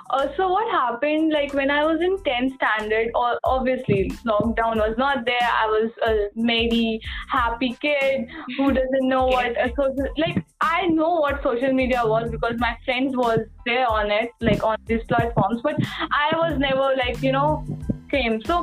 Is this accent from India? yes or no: yes; India; we are Indian, we have brown skin